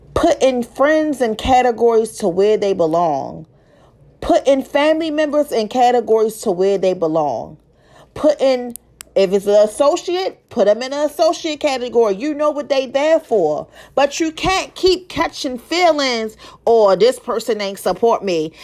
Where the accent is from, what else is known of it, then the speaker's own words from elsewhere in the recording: Baltimore, Maryland, United States; I'm from Baltimore, Maryland